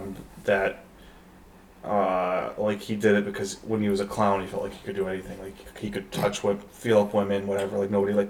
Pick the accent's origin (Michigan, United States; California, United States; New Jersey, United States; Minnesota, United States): Michigan, United States; Detroit; I grew up in Detroit